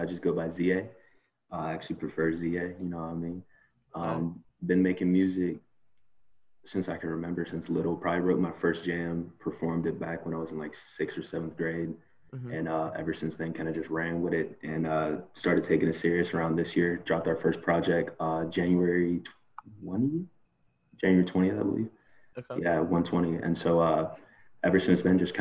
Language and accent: English; Pittsburgh, Pennsylvania, United States; I was born and raised in Penn Hills, Pittsburgh